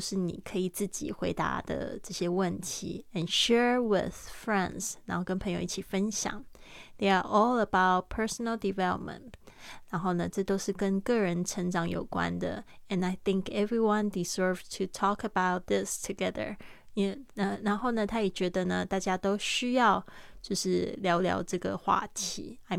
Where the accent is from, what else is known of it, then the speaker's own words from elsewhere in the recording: France; Chinese is a second language; Because I'm French。就是说呢，因为我是法国人，it's easier for me